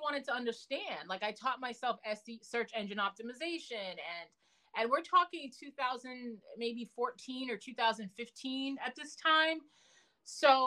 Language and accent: English; Massachusetts, United States; also born or lived in New York; I had just moved from New York back to the, you know, where I grew up in Massachusetts